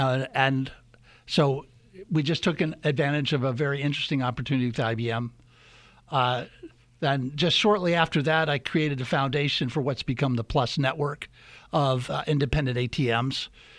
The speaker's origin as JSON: {"language": "English", "region": "Midwest", "country": "United States", "tie": "born or raised there", "said": "So I grew up mostly in the Midwest, but my dad was in the military when I was a kid."}